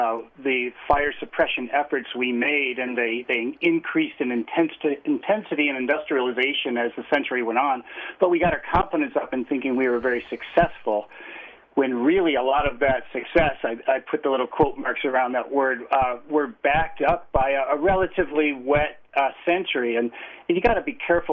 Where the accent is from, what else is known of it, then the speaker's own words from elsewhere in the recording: near Chicago, Midwest, Illinois, United States; now in Logan, United States; I grew up sort of in suburbia, USA, in the Midwest, near Chicago